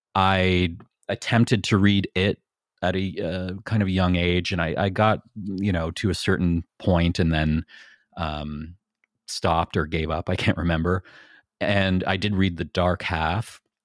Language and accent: English; Niagara, Ontario, Canada; I grew up in Niagara and we're right next to the Welland Canal